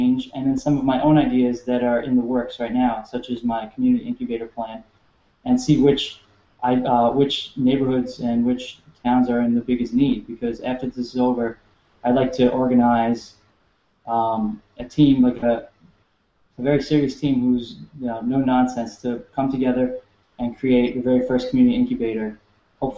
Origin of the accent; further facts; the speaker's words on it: New York City, New York, United States; moved away as an adult; also born or lived in Delaware / Southern California / Midwest; I was born and raised in New York City